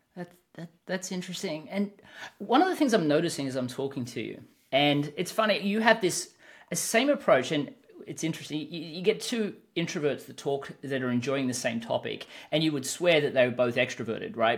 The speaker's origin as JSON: {"language": "English", "country": "Australia", "said": "I'm an Australian, so I tend to speak a little bit faster"}